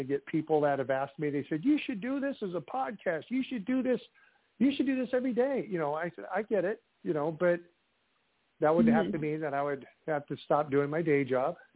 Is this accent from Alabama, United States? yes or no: no; Iowa, United States; from my home state of Iowa